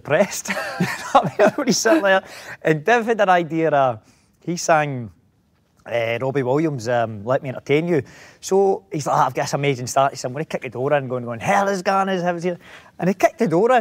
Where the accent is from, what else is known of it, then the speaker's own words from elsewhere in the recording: Greenock, Scotland, United Kingdom; moved away as an adult; also born or lived in London; growing up in Greenock and stuff, it can be an unforgiving environment